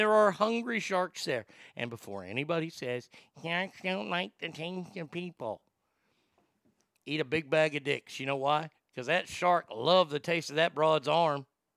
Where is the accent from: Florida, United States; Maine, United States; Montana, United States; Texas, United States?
Texas, United States; my home state of Texas